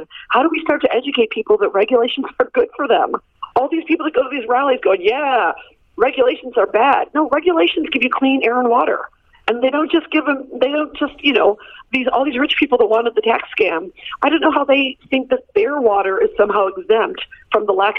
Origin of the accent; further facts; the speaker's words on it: United States; accent: American; the minute they would hear my American accent anywhere